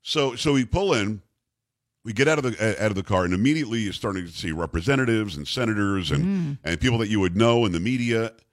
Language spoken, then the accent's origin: English; Palm Beach County, South Florida, United States; I grew up in South Florida